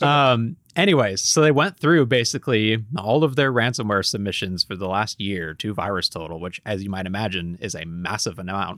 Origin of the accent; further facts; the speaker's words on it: United States; I'm an American